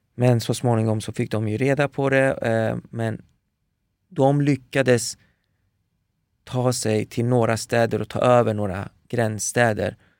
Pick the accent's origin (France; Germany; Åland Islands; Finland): France; Paris, Île-de-France; moved away; där föddes jag. Eh, min, min, eh, mina första år eh, spenderade jag i Paris